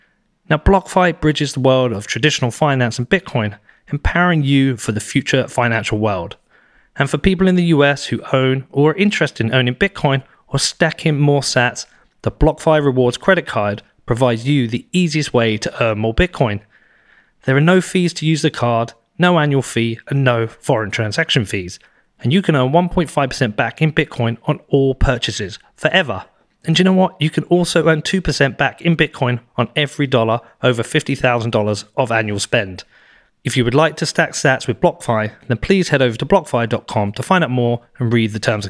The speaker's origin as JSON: {"language": "English", "country": "United Kingdom", "said": "I'm British"}